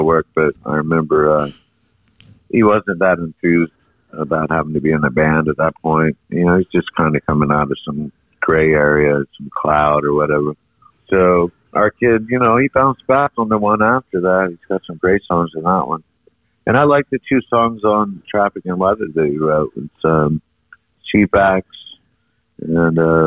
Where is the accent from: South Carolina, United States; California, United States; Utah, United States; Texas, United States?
South Carolina, United States; Charleston; also born or lived in New York / Los Angeles / London; now in Asheville, United States; I grew up in Charleston, but that was many, many moons ago